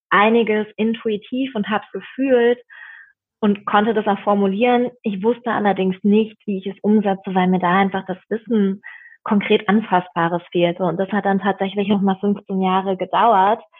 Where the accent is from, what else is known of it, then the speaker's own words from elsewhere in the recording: Bad Kreuznach, Rhineland-Palatinate, Germany; born there; now in Berlin, Germany; Nein, ich bin in der Weltmetropole Bad Kreuznach geboren. Das ist ah. in Rheinland-Pfalz, im wunderschönen ähm, Nahetal, eine Weißweinregion.